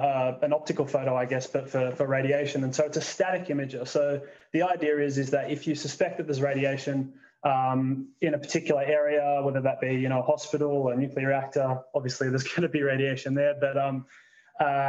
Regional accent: Canberra, Australian Capital Territory, Australia; moved away as an adult; also born or lived in Wollongong, Australia; now in Lucas Heights, Australia; I am, originally from Canberra.

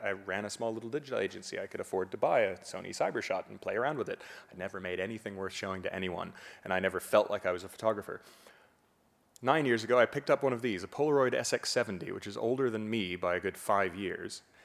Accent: Fort Lauderdale, Florida, United States; also born or lived in Miami; from my home in Fort Lauderdale, where I, I hadn't really traveled that much, I was born in Miami

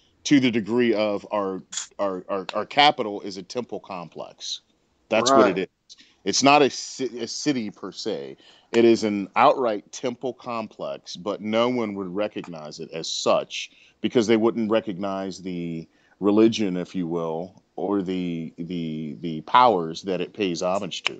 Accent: Washington, District of Columbia, United States; I grew up in Washington D.C.

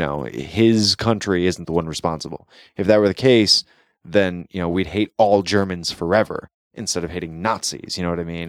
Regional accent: United States

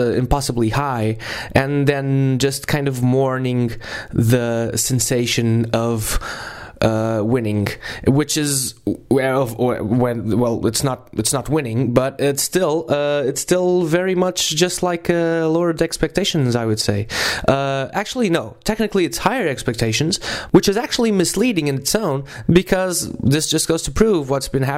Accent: Portugal; which is a Portuguese name, because I'm from Portugal.

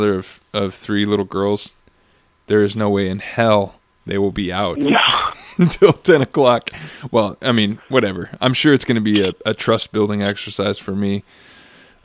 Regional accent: Costa Mesa, California, United States; I grew up in Costa Mesa, Newport area

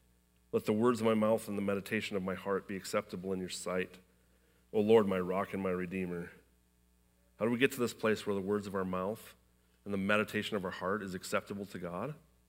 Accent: Iowa, United States; I was born in Iowa.

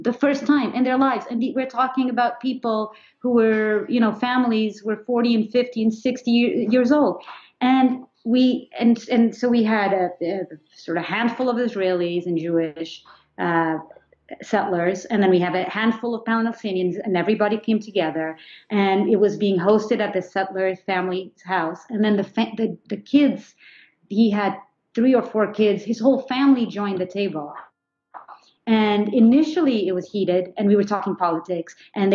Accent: Portugal; moved away as an adult; also born or lived in New York, United States; now in United States; I grew up in Portugal

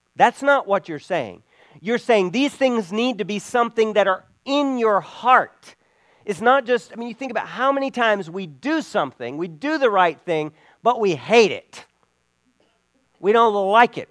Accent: Belize; moved away; where I grew up in Belize

